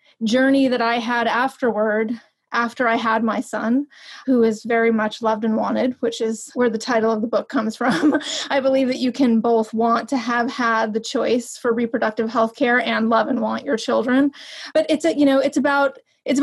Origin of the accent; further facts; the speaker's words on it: New York, United States; moved away as an adult; also born or lived in Los Angeles / West Virginia; a person who grew up in New York and then lived in Los Angeles.